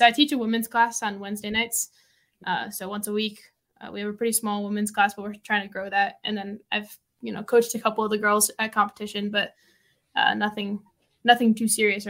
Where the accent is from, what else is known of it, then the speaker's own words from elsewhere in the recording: Massachusetts, United States; now in Denver, United States; So I started jiu-jitsu because I moved from Massachusetts here to Denver, and my parents are still back in Massachusetts.